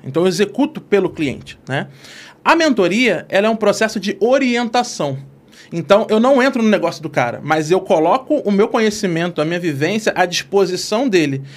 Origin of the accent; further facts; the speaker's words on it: Rio de Janeiro, Brazil; accent: carioca; moved away; Eu sou de Costa Barros